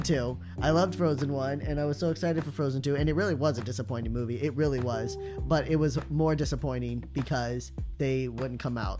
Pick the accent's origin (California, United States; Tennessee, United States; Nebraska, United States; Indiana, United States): Indiana, United States; we're from it